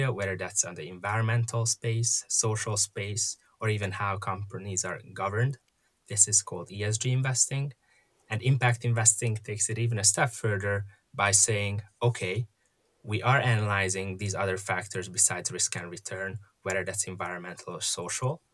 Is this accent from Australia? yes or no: no; Hungary; moved away as an adult; now in United States; I was born and raised in Hungary, and came to the U.S. to study for college and ended up sticking around